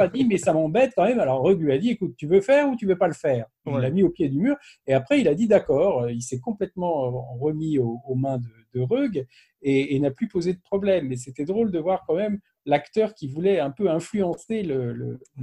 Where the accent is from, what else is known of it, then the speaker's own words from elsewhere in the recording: Paris, Île-de-France, France; chez nous à Paris